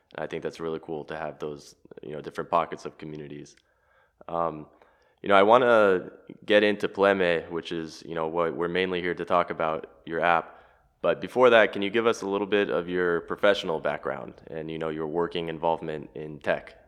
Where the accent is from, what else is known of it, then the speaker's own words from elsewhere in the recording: Los Angeles, California, United States; moved away as an adult; now in Zagreb, Croatia; Born and raised in Los Angeles, I'm now living in Zagreb